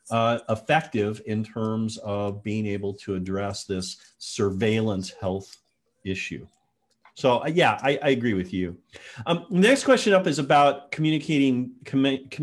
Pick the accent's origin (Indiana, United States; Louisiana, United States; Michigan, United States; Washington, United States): Washington, United States; Tacoma; my hometown news, Cairo 7 in Tacoma, Washington, Seattle area